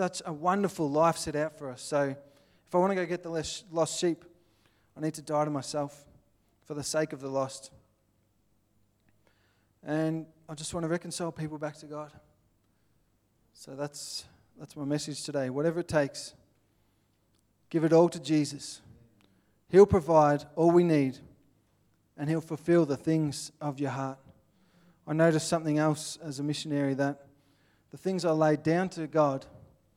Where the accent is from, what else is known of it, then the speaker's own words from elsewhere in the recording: Australia; accent: Aussie; I'm from Australia